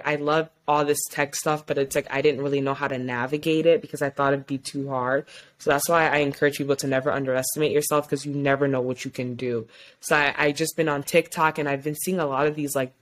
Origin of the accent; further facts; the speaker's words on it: Ypsilanti, Michigan, United States; also born or lived in Ann Arbor, Michigan / East Lansing, Michigan; my family is from West Africa, Mali and Guinea, but I am from Ypsilanti, Michigan